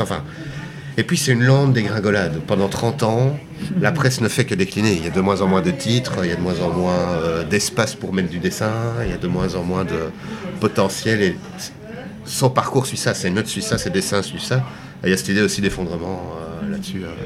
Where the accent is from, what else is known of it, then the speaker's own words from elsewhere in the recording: Belgium; en tant que Belge